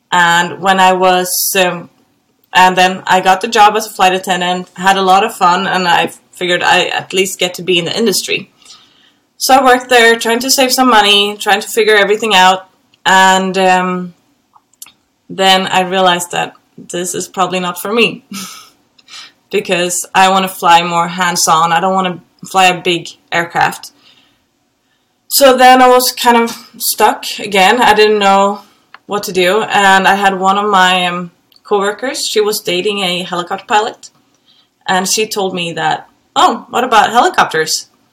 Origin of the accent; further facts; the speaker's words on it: Gothenburg, Västra Götaland, Sweden; moved away; I'm from Gothenburg in Sweden.